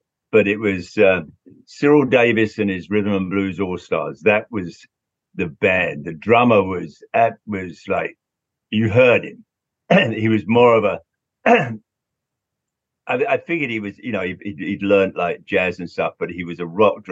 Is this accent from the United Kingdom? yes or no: yes; London, United Kingdom; growing up in London, seeing all those bands.